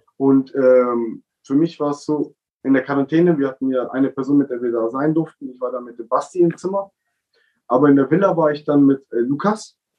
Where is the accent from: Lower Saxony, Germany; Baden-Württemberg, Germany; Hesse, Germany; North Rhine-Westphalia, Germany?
Baden-Württemberg, Germany; Wir Baden-Württemberger